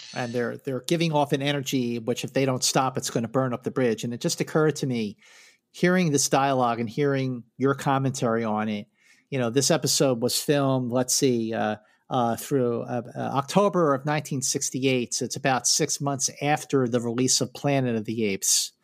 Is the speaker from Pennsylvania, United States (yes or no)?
yes; Philadelphia, Pennsylvania, United States; growing up in Philadelphia.